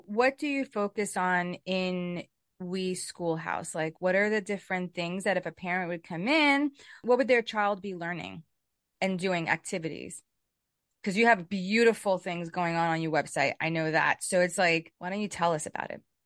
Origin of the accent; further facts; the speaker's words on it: New York City, New York, United States; I grew up in Brooklyn